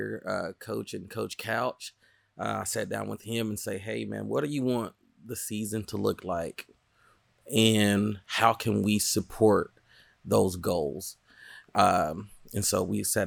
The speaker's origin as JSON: {"language": "English", "town": "Wewoka", "region": "Oklahoma", "country": "United States", "tie": "born or raised there", "said": "growing up in Wewoka, we are a lot of the communities below that poverty"}